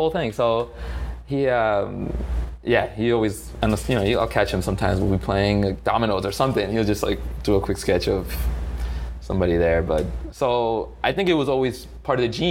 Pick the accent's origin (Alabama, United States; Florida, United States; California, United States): Florida, United States; Miami; also born or lived in Italy; I was born in Miami